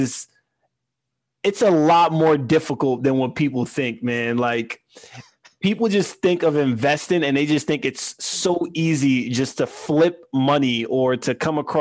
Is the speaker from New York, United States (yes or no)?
yes; New York City, New York, United States; growing up in Queens, here's what my parents taught me